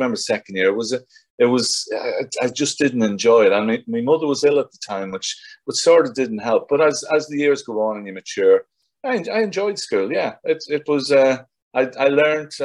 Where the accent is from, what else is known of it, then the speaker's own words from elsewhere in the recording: South Armagh, Northern Ireland, United Kingdom; moved away as an adult; also born or lived in London; now in England; I was brought up in South Armagh. I lived in the border.